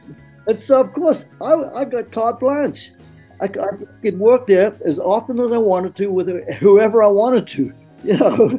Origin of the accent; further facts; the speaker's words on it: San Francisco, California, United States; I was accepted with open arms because again, I was from San Francisco